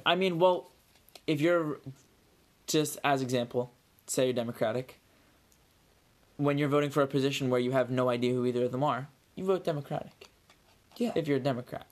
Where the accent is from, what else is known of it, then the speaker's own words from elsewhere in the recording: Ireland; Yes, that's my home country